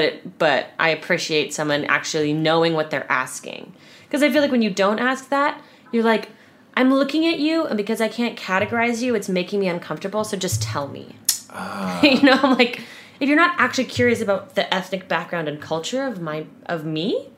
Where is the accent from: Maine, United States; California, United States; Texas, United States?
California, United States; And I'd do the thing of like, California. No, where are you from? Northern California.